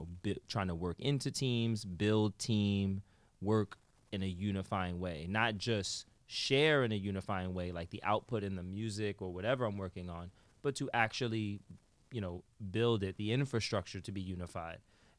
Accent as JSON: {"language": "English", "town": "New York City", "region": "New York", "country": "United States", "said": "From the X. That's where I'm from."}